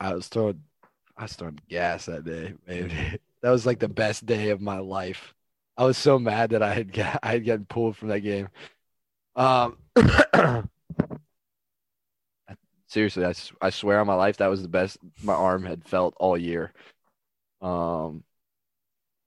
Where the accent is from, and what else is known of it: Oklahoma, United States; born or raised there; moved away as an adult